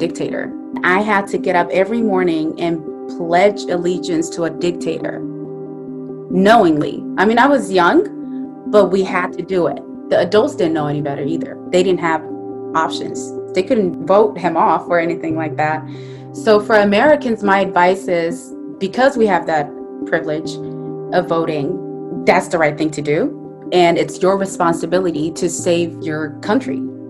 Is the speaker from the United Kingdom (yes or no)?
no; Syria; also born or lived in Saudi Arabia; my parents were born and raised in Somalia, and I was born in Saudi Arabia and then moved to Syria.